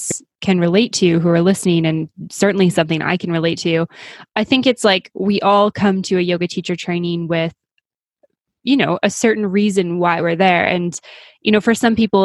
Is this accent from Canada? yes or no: yes; Canada; I'm Canadian